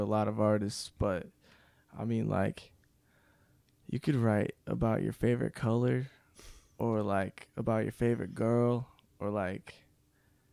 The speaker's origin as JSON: {"language": "English", "country": "United States", "said": "I'm American. American singer-songwriter."}